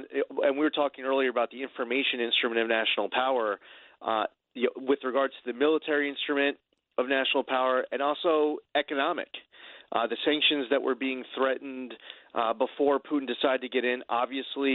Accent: United States; I'm an American. I'm a proud American

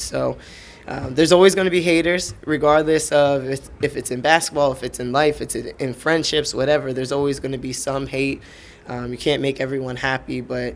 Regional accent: Broomall, Pennsylvania, United States; I'm a big, goofy kid from Broomall, Pennsylvania

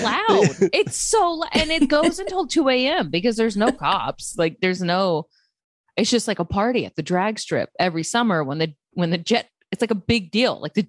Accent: Little River-Academy, Texas, United States; moved away; Little River. I'm from like rural Texas.

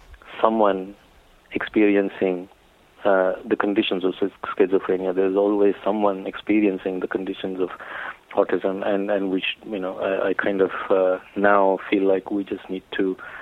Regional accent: India; growing up in India

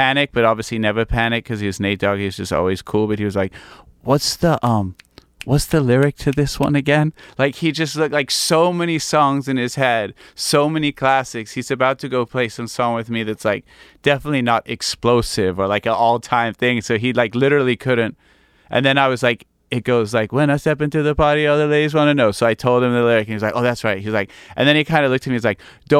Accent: United States; also born or lived in England; I kind of spent most of my life really growing up in America.

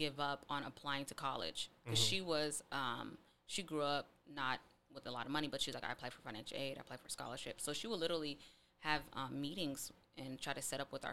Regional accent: Seattle, Washington, United States; We grew up in the Vistas

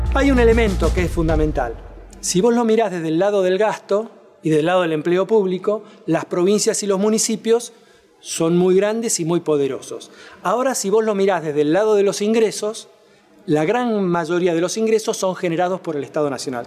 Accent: Catamarca, Argentina; mi provincia, Catamarca, tenía más población que Santa Fe

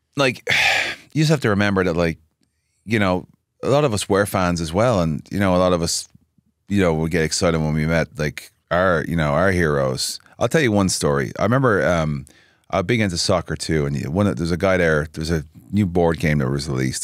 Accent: Dublin, Leinster, Ireland; moved away as an adult; now in Nashville, United States; I'm from Dublin. Grew up, born and raised.

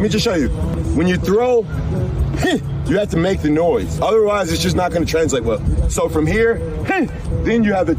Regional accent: Baltimore, Maryland, United States; moved away; I'm originally from Baltimore.

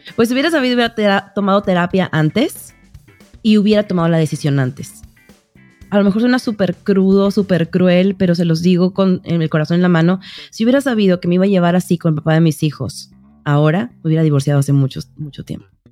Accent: Mexico; moved away as an adult; now in United States; yo soy mexicana, pero vivo en Estados Unidos hace 12 años

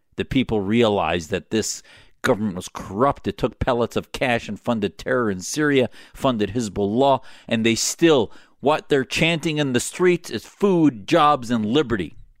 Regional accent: United States; as an American patriot

